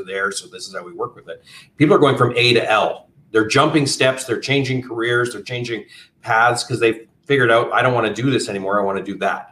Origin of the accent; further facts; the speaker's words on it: Canada; moved away as an adult; now in United States; Originally, I'm from Canada and moved down to the US over 15 years ago